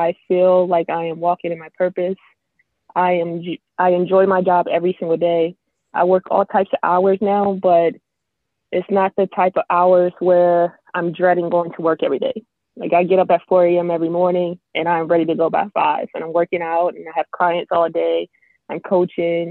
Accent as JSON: {"language": "English", "region": "Maryland", "country": "United States", "moved": "as an adult", "lives_now": "Florida, United States", "said": "I'm originally from Maryland, and I moved down to Florida about 7 years ago."}